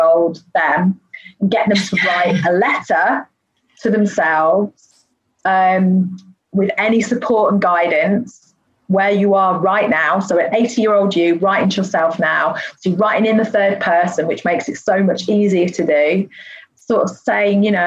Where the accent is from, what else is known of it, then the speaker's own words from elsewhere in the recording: United Kingdom; being British